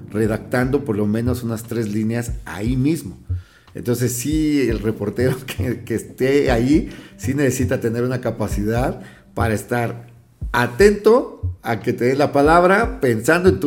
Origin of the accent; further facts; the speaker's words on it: Chilpancingo, Guerrero, Mexico; yo de, Chilpancingo, de mi pueblo, venía de hacer radio y de, y de periodismo impreso.